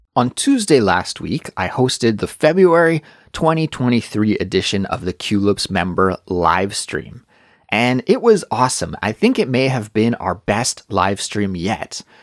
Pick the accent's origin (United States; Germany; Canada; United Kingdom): Canada; Kelowna, British Columbia; now in Seoul, South Korea; My hometown, Kelowna, has a population of around 150,000 people. But now I live in Seoul